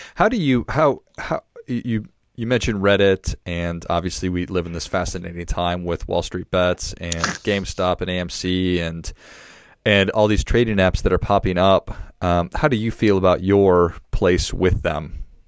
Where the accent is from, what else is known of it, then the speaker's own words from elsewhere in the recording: Duluth, Minnesota, United States; I was from Duluth, Minnesota